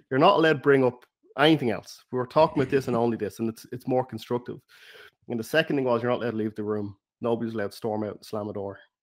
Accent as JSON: {"language": "English", "country": "Ireland", "accent": "Irish", "said": "my Irish accent"}